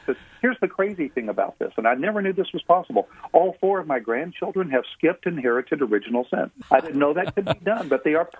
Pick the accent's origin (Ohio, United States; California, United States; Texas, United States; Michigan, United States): Texas, United States; Houston; I grew up in Houston, Texas, in a loving, wonderful home